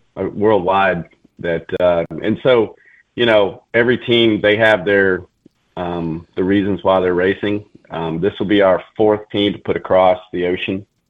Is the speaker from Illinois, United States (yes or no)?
no; Mobile, Alabama, United States; moved away as an adult; also born or lived in Colorado; I'm from Alabama, from Mobile, born and raised.